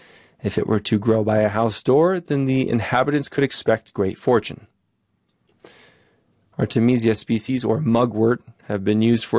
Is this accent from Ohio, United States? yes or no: yes; Ohio, United States; One of my personal plant lore stories comes from growing up in Ohio, exploring the woods with other children.